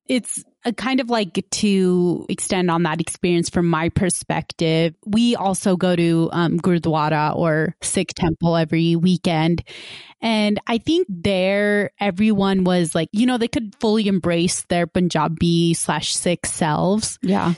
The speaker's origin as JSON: {"language": "English", "town": "West Valley City", "region": "Utah", "country": "United States", "tie": "born or raised there", "said": "I grew up in West Valley City, which is, you know, considered a quote unquote more diverse, ethnically and racially diverse city in Utah"}